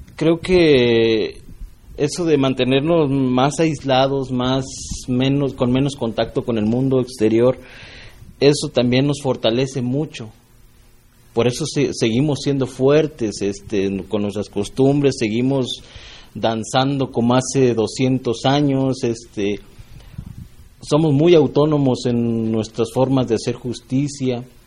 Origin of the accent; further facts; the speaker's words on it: Norogachi, Chihuahua, Mexico; soy Raramuri, soy de Norogachi